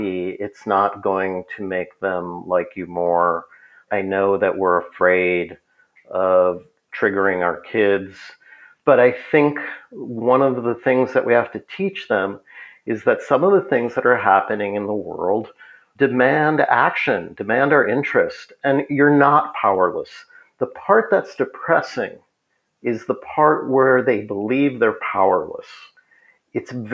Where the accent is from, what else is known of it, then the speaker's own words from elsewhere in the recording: Minneapolis, Minnesota, United States; I grew up in Minneapolis